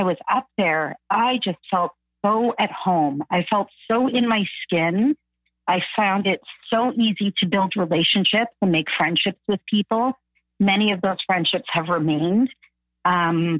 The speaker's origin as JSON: {"language": "English", "town": "Toronto", "region": "Ontario", "country": "Canada", "tie": "born or raised there", "also_born_or_lived": "Thunder Bay", "said": "the majority of my childhood was here in Toronto, mm-hmm. Different parts of Toronto. We moved around a lot"}